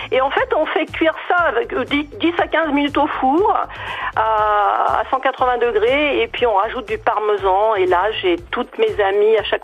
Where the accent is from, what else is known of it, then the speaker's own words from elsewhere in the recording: Puteaux, Île-de-France, France; sont venus dans les années 20 euh, s'installer un à Nogent et l'autre à Puteaux. Et puis je n'ai pas quitté Puteaux, mon père est né à Puteaux, ma mère est née à Nogent dans la maison où est né Cavana, François Cavana.